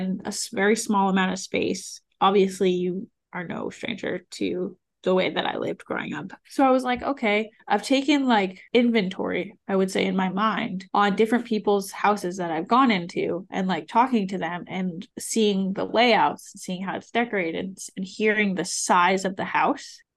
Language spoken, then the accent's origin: English; New England, United States; now in Austin, United States; I have friends here in Austin, I'm from New England